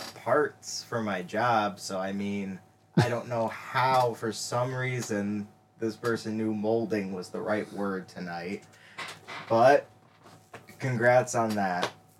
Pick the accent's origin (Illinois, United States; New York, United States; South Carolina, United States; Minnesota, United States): New York, United States; Buffalo; I'm from Buffalo, man.